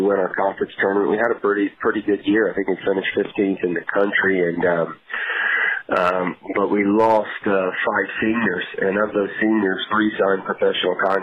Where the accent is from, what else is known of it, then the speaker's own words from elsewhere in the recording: Memphis, Tennessee, United States; Memphis is home. I'm from here. I'm very close. Always been close to my family. My wife's family's from Memphis. So it's been a dream to be able to continue to coach in my hometown